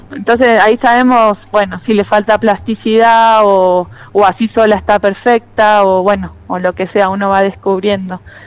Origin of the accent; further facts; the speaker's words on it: Trenque Lauquen, Buenos Aires Province, Argentina; moved away as an adult; now in Londres, Catamarca, Argentina; empecé de chica, en Trenquelauquen, que es donde yo nací y me crié y viví hasta los 18 años